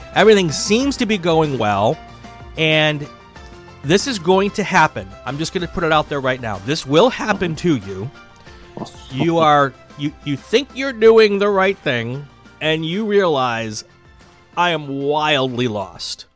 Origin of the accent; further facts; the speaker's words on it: Chicago, Wisconsin area, Midwest, United States; being from the Midwest, growing up in the Midwest in, in the Chicago, Wisconsin area